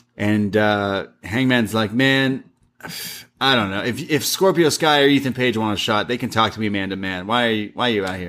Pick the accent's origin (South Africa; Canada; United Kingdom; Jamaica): Canada; I grew up in Canada